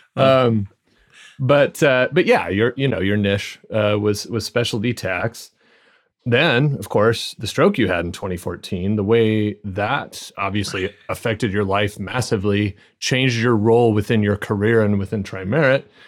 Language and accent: English; Arizona, United States; also born or lived in Scottish Borders; now in Scotland, United Kingdom; I grew up in Arizona